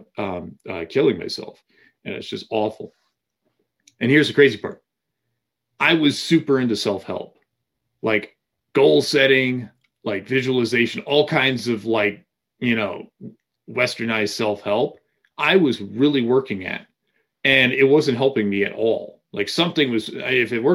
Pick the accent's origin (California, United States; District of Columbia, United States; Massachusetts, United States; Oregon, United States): Massachusetts, United States; I grew up in Massachusetts